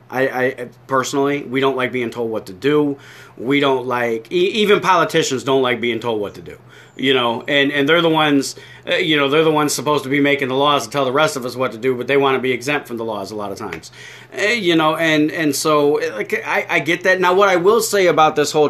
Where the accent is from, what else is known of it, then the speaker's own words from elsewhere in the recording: New York, United States; a fat guy from New York